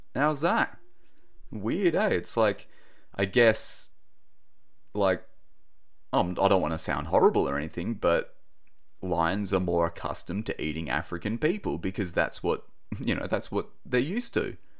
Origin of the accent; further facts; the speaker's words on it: Australia; accent: Aussie; my typical Aussie accent.